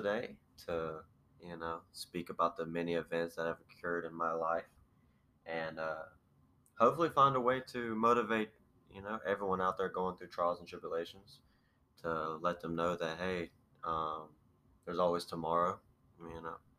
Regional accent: Enterprise, Alabama, United States; I am from Enterprise, Alabama. If you don't know where that is, it's like a little, not really a small city, but it's a city below Troy, Alabama.

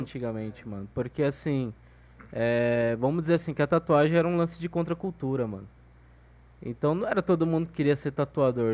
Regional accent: Guarujá, São Paulo, Brazil; also born or lived in Maceió, Alagoas; eu me criei no litoral, velho, de São Paulo, Guarujá

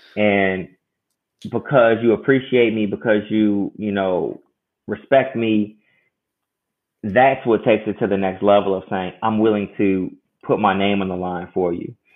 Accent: Chicago, Illinois, United States; I'm uh, born and raised in Chicago

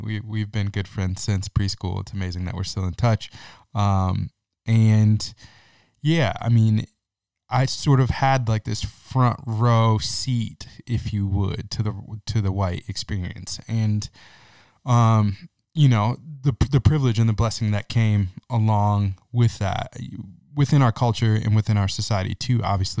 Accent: Lansing, Michigan, United States; my own experience growing up in Lansing, Michigan, and for the most part going to an all-white Christian school until I was a junior in high school.

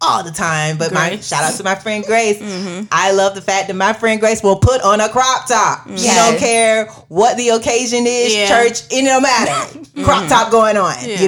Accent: Florida, United States; I'm from Florida

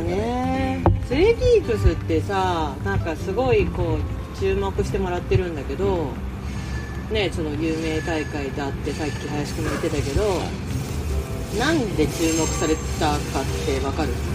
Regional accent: Hokuto, Yamanashi, Japan; 私がそのあのレース開催している地域の生まれも育ちもねで小淵沢っていう地域があの馬の町

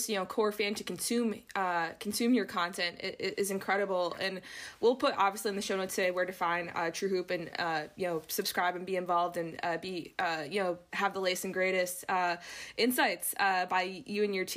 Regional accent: Milwaukee, Wisconsin, United States; moved away; I'm originally from Milwaukee

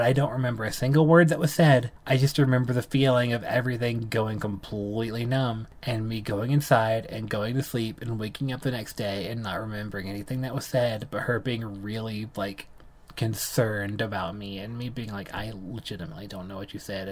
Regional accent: South Carolina, United States; moved away as an adult; now in Colorado, United States; I grew up in South Carolina, Southern conservative

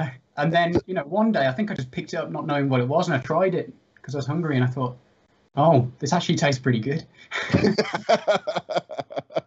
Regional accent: Birmingham, West Midlands, United Kingdom; now in Ireland; I'm from Birmingham originally.

